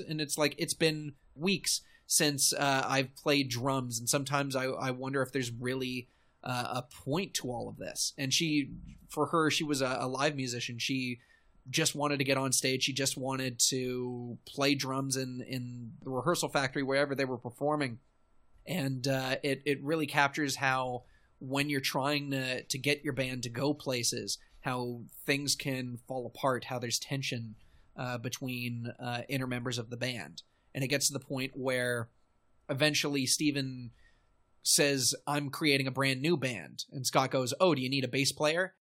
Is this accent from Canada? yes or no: yes; Canada; being a Canadian, but also being part of the Toronto scene